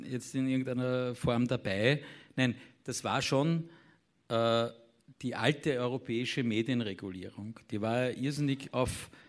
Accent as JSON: {"language": "German", "country": "Austria", "said": "Und das wiederum nicht nur äh, als Österreicher oder als ORF, sondern in europäischen Verbünden."}